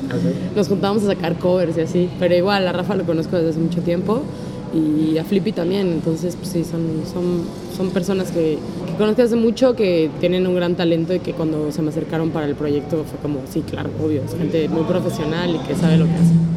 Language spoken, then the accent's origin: Spanish; Mexico City, Mexico; crecí en Linda Vista, por dónde está la Basílica del Guadalupe